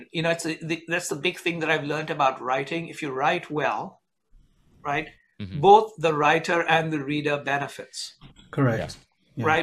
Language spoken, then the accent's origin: English; India; moved away as an adult; now in United States; I grew up in India, work in the United States for a French company.